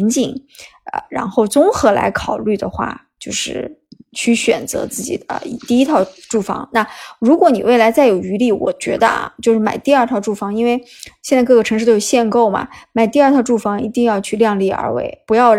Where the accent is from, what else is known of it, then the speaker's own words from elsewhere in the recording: northern China, China; 因为我从啊北方城市来到南方城市，我是非常喜欢这个，呃，就是浙江这个省份的嘛。